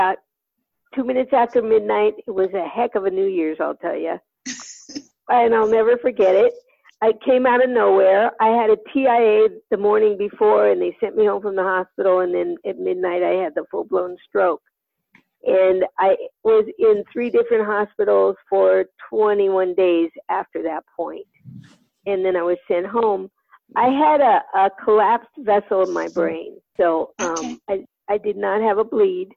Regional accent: northeast of Sacramento, Northern California, United States; I'm from California, Northern California, northeast of Sacramento

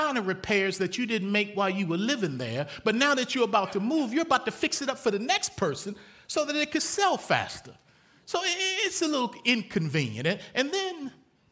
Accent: Baltimore, Maryland, United States; moved away as an adult; also born or lived in Lynchburg, Virginia; From the time I was born in Baltimore, Maryland, to the time I went to college in Lynchburg, Virginia, I lived in three houses.

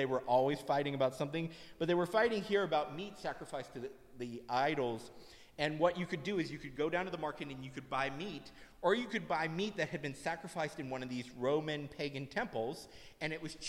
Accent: United States; I was born in America

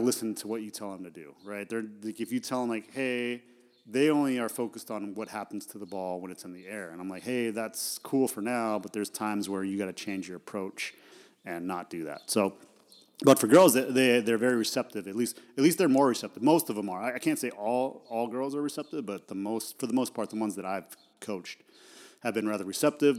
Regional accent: Idaho, United States; I grew up in Idaho

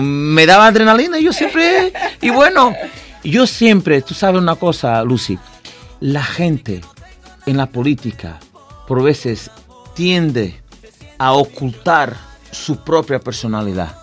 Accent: Vila Real de Santo António, Algarve, Portugal; Spanish is a second language; also born or lived in Tavira, Portugal; Yo nací en Portugal, en el sur de Portugal, una ciudad que está vira, pero es solamente donde nací. Yo siempre fui creado eh, en mi ciudad, una ciudad donde goberné, que se llama Villarreal de Sant Antonio

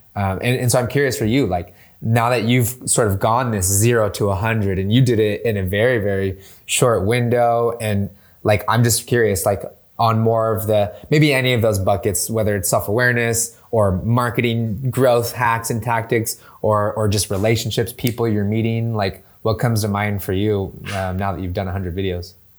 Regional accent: San Diego, California, United States; moved away as an adult; also born or lived in Bay Area, California; now in San Diego, United States; I'm originally from San Diego

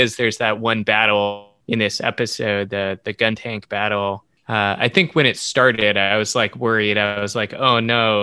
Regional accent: United States; as an American

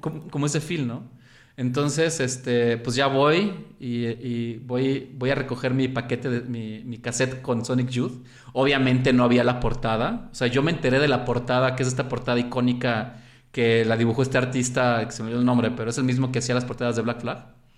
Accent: Xalapa, Veracruz, Mexico; also born or lived in Mexico City; crecí en Jalapa y me crié, por así decirlo, y aunque nací en el DF, toda mi, primaria hasta la prepa estuve en Jalapa

